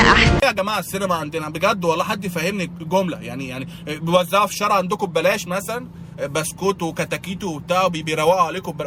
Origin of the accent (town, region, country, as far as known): Egypt